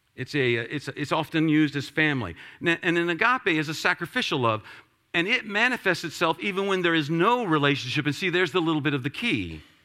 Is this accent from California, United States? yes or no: no; Washington, District of Columbia, United States; I'm from Washington, D C